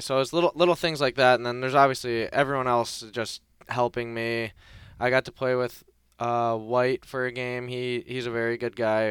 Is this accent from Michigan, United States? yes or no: yes; Detroit, Michigan, United States; moved away; I got to play in my, my hometown for one of the preseason games in Detroit